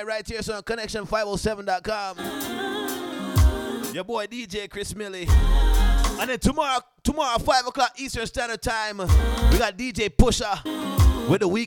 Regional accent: Jamaica; moved away as an adult; As a youth growing up in Jamaica, people couldn't get me to listen to reggae. But the moment I left Jamaica in 1999

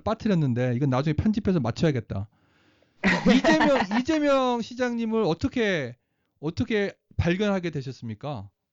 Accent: South Korea; moved away as an adult; now in United States; 어나저 사우트 코리아에서 왔어

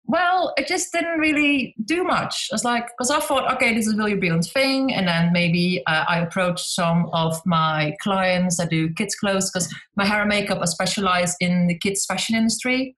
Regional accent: Netherlands; moved away as an adult; also born or lived in South East England; now in United Kingdom; I'm Dutch, but so I'm from the Netherlands, but I live in the UK in, eh, on the southeast coast in a little town on the beach

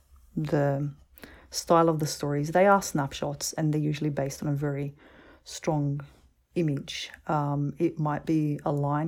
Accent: Australia; I'm like, I'm from Australia. It's very clear.

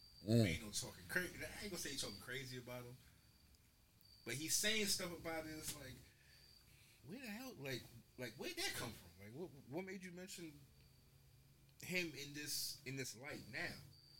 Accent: Philadelphia, Pennsylvania, United States; Born and raised in Philly.

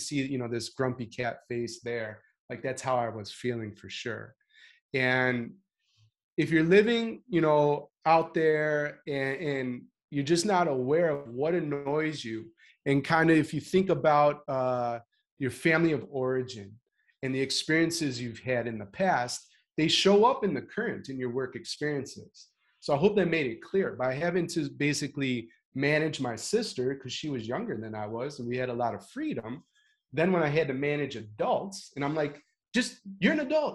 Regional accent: Chicago, Illinois, United States; I'm proudly from Chicago

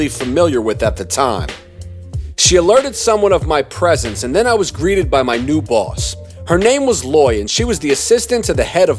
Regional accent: Durham, North Carolina, United States; I was from Durham, North Carolina

